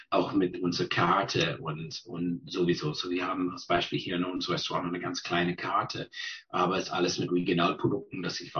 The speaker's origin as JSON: {"language": "German", "region": "British Columbia", "country": "Canada", "tie": "born or raised there", "said": "ich bin geboren in British Columbia, ähm, groß geworden auf Vancouver Island, äh, da studiert, habe mein äh, Gymnasium gemacht, Abitur und dann äh, studiert."}